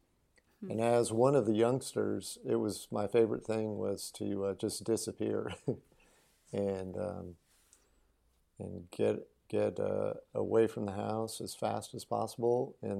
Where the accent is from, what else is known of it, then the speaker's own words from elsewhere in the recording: Colorado, United States; also born or lived in Great Plains / New Mexico; So even when I was growing up in the Colorado Rockies, and later in the Great Plains, and later in the New Mexican desert, I've always been attracted to the water places.